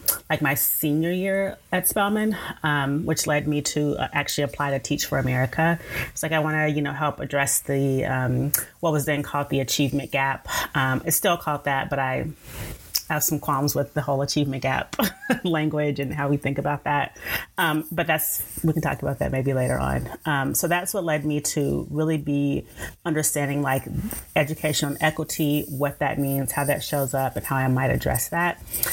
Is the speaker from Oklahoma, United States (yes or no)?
yes; Tulsa, Oklahoma, United States; moved away as an adult; also born or lived in Atlanta, Georgia; now in Austin, United States; currently live in the Austin, Texas area. I've been here since 2009. But I'm originally from Tulsa, Oklahoma. That's where I was born and raised.